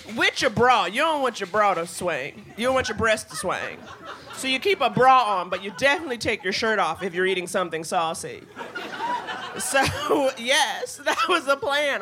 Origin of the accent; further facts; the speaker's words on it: New York, United States; I grew up in New York.